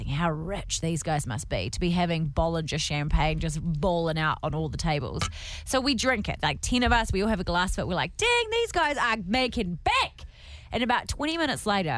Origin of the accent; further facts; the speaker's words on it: Timaru, Canterbury, New Zealand; moved away; also born or lived in Masterton; I'm from Timaru